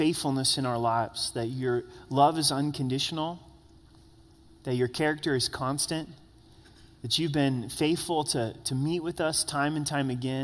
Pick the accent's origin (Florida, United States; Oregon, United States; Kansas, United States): Oregon, United States; Grants Pass; now in Colorado Springs, United States; I grew up in Southern Oregon, in Grants Pass, Oregon